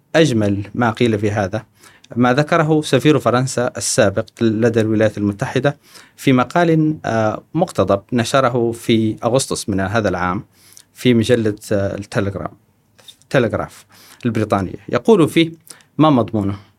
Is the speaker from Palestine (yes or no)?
no; Mauritania; moved away as an adult; also born or lived in Trarza, Mauritania / Nouakchott, Mauritania / United States; now in Kuwait; أنا ولدت في الجنوب الموريتاني، آه، في تقريباً منطقة تريرزا. ثم بعد ذلك انتقلت إلى العاصمة من واكشوط. ثم بعد ذلك انتقلت إلى أمريكا.